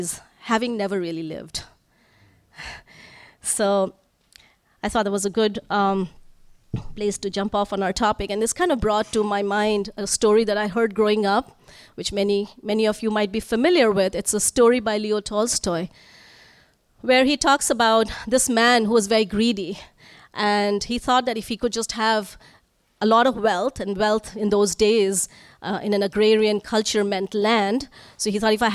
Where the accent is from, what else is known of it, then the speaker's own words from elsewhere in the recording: Northeast India, India; moved away; I'm from Northeast India, where it would always rain.